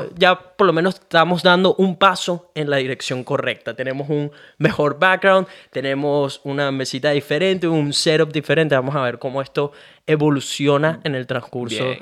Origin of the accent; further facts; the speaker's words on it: Venezuela; moved away as an adult; now in Australia; yo nací en Venezuela